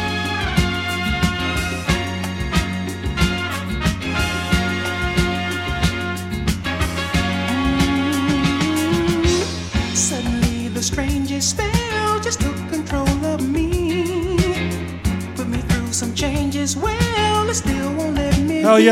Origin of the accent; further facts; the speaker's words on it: Panama; moved away; also born or lived in Colombia; yo nací en Panamá, but my dad's Colombian